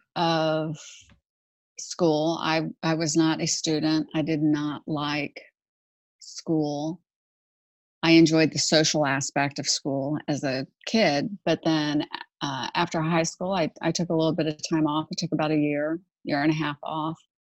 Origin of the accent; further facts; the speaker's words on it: Houston, Texas, United States; I grew up in Houston actually, and I grew up on a golf course.